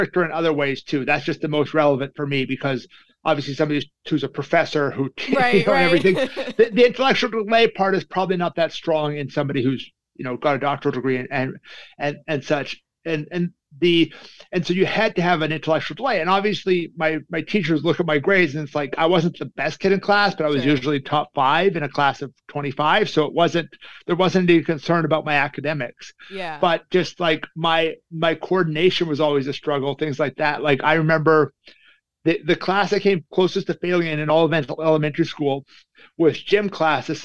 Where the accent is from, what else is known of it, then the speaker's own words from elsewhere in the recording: Calgary, Alberta, Canada; moved away as an adult; now in North Carolina, United States; I'm from Calgary, Alberta, Canada